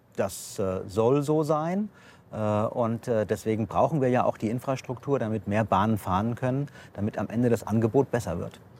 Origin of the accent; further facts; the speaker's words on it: Offenbach, Hesse, Germany; ich komme aus Offenbach